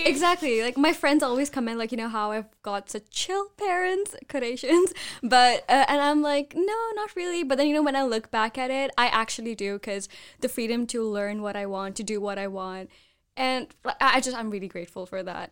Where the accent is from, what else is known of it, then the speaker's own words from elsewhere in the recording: India; I'm from India